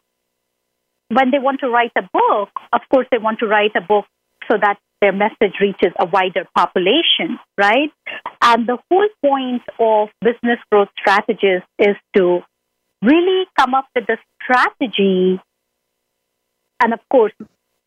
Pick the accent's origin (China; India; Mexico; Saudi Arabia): India; now in United States; growing up in India as a teen